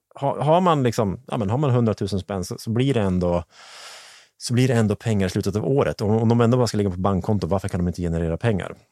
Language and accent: Swedish; Hälsingland, Gävleborg County, Sweden; jag är från Hälsingland